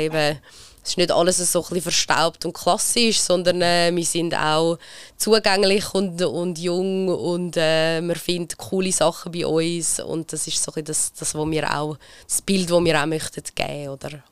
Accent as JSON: {"language": "German", "region": "Lake Zurich", "country": "Switzerland", "tie": "born or raised there", "said": "aber ich bin am Zürichsee aufgewachsen"}